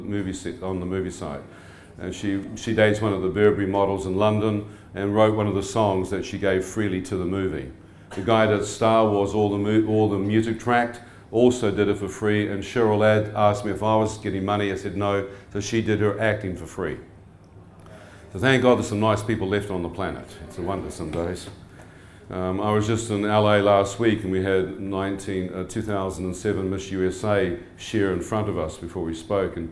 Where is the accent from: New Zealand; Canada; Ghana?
New Zealand; Born and bred in New Zealand